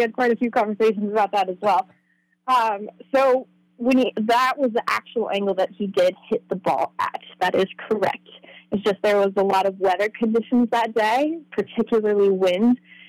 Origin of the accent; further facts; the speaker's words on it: Newburgh, United States; I rode for the Newburgh High School equestrian team.